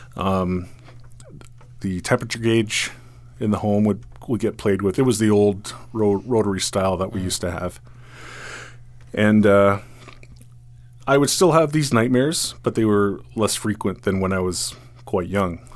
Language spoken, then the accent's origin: English; Caledon, Ontario, Canada; also born or lived in Rexdale, Toronto; my my parents moved up to Caledon